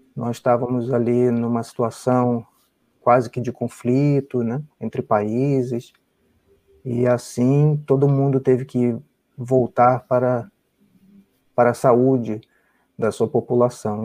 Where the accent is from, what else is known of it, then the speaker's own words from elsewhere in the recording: Rio de Janeiro, Brazil; moved away as an adult; also born or lived in São Paulo, Brazil; now in United States; nasci no Rio, sou carioca